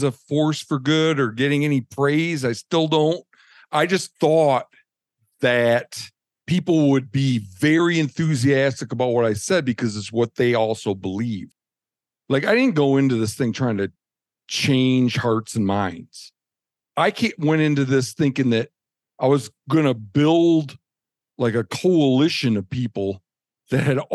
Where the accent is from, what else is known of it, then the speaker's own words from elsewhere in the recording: Michigan, United States; growing up in Michigan